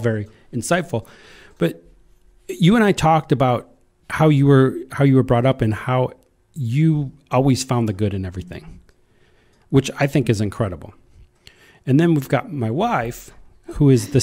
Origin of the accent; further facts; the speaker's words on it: Iowa, United States; I grew up in Iowa in a small town